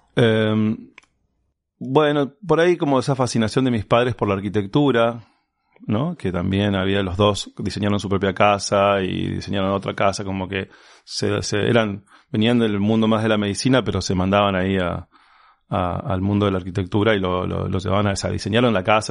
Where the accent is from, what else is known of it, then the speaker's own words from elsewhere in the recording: Resistencia, Chaco, Argentina; yo haya nacido en la ciudad de Resistencia